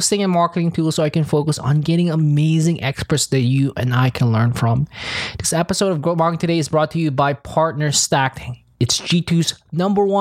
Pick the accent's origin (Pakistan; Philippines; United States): Philippines; I'm from Philippines